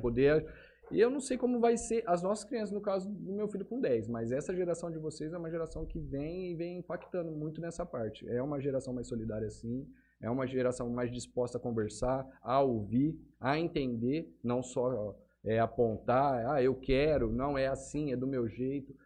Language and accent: Portuguese; Votuporanga, São Paulo, Brazil; moved away; Eu sou de Votuporanga, né? É, lá também fazia parte do grupo de jovens da igreja